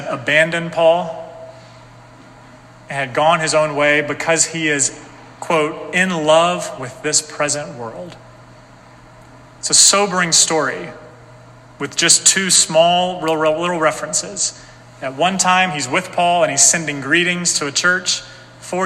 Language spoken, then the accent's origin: English; North Carolina, United States; moved away as an adult; now in Salem, United States; I'm from North Carolina